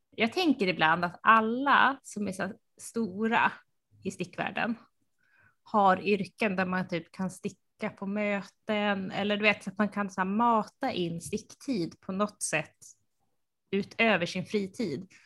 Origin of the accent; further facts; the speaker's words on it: Uppsala, Uppsala County, Sweden; moved away; Jag, jag är uppvuxen i centrala Uppsala